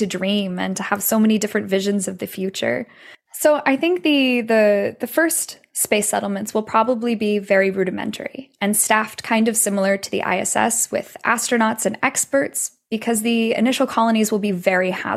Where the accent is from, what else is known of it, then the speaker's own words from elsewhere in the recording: United States; I'm American, born and raised in the US